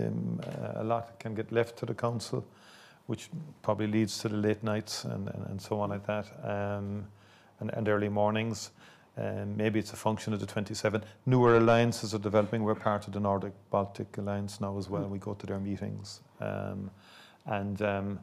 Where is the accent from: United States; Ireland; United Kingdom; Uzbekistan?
Ireland; I'm from Ireland